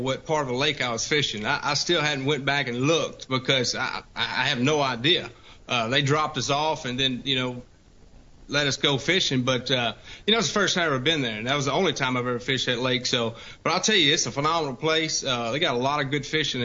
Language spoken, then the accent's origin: English; Louisiana, United States; accent: redneck coon ass; now in Alabama, United States; I'm from Louisiana and I live in Alabama now